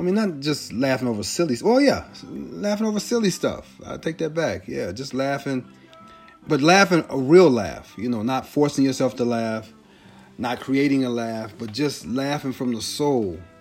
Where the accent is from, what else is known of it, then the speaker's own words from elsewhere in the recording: Long Beach, California, United States; also born or lived in Carson, California; I grew up in Long Beach and in Carson